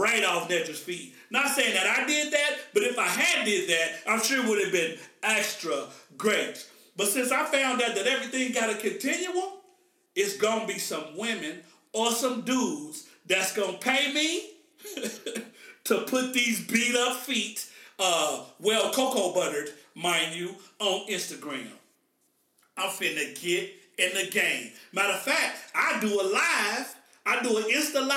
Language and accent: English; Oklahoma, United States; I'm from Oklahoma.